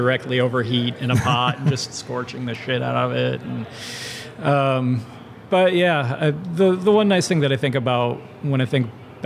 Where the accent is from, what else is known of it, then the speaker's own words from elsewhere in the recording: Indianapolis, Indiana, United States; grew up here in Indianapolis